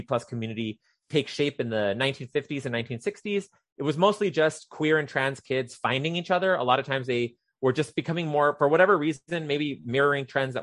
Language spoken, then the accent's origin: English; Rio Grande Valley, Texas, United States; I'm a native of the Rio Grande Valley. I grew up in Stark County and Hidalgo County.